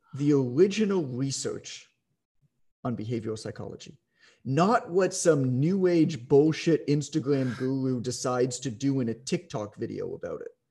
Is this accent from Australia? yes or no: no; Canada; I'm Canadian